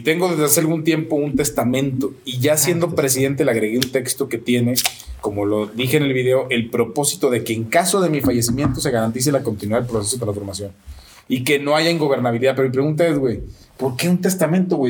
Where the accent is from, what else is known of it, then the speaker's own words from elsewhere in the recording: Mexico; unirnos como mexicanos